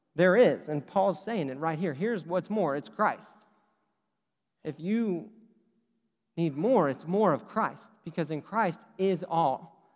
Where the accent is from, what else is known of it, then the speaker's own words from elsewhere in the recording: Oklahoma, United States; I'm from Oklahoma.